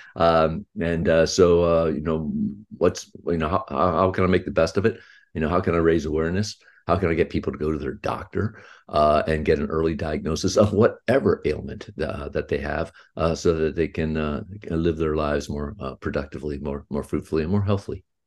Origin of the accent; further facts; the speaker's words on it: Houston, Texas, United States; I was born in Houston, Texas, and, and I'm, uh, fifty-nine years old.